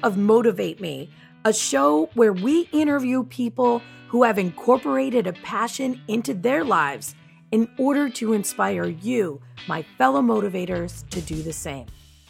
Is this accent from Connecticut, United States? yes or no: no; Long Valley, New Jersey, United States; moved away; We are in my hometown, which is Long Valley, New Jersey